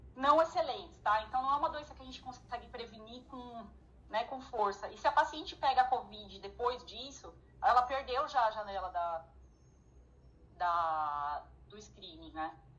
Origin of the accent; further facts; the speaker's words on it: São Paulo, Brazil; Eu, como sou de São Paulo